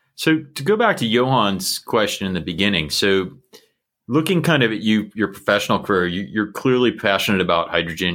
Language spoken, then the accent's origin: English; United States; as an American